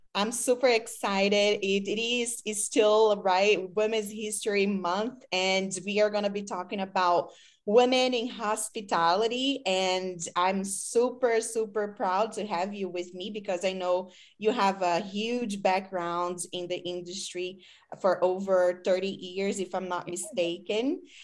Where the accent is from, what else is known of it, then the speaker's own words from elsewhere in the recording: Brazil; English is a second language; moved away as an adult; now in United States; I am from Brazil, so I came here as an exchange student